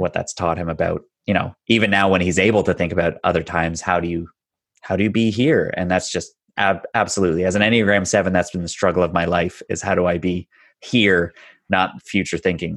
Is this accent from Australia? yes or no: no; north of Toronto, Ontario, Canada; I am just a little north of Toronto, Ontario, born and raised